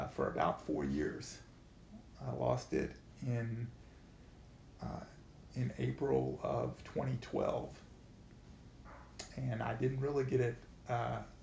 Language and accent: English; Atlanta, Georgia, United States; moved away as an adult; now in St. Paul, United States; I grew up in Atlanta, Georgia.